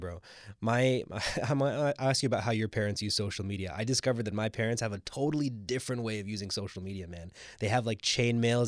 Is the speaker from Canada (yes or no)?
yes; Scarborough, Ontario, Canada; now in Toronto, Canada; what I would consider to be my hometown, even though I live in downtown Toronto, but I strongly identify with Scarborough